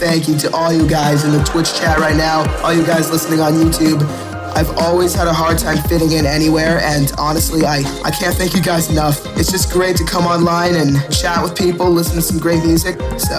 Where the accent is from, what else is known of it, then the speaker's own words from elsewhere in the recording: New England, United States; I'm from New England.